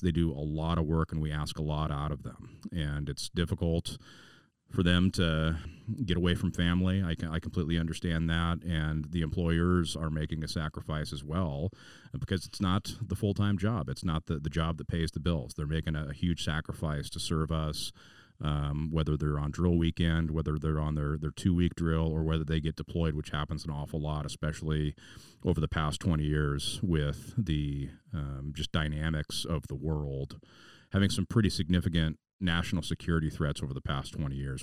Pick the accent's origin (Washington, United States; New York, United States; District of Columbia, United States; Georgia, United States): Washington, United States; Puyallup; the Puyallup Armory was my hometown armory